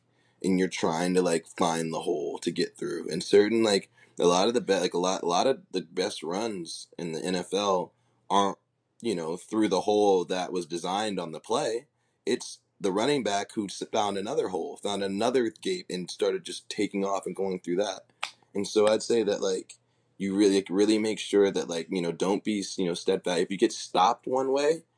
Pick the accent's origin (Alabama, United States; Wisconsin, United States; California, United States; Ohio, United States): California, United States; Oakland; me growing up in Oakland, me growing up in Silicon Valley